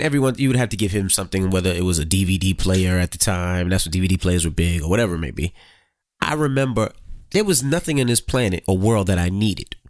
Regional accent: New York City, New York, United States; growing up in Queens, you seen a lot of street life

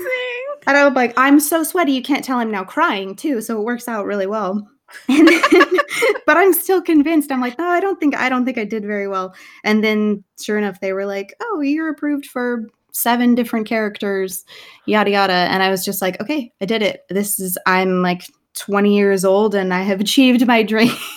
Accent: Salem, Oregon, United States; moved away; I am originally from Salem, Oregon, in the United States

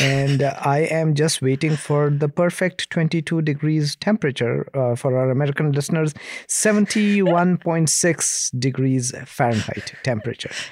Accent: India; I'm from India

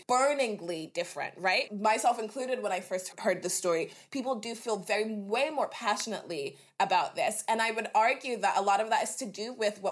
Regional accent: Dallas, Texas, United States; This was when I was growing up in Texas. I had a Black family, went to Black church, was in sort of inner city Dallas.

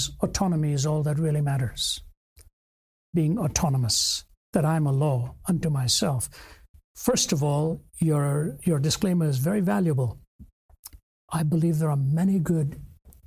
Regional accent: North India, India; even within India, I was raised in the North, born in the South.

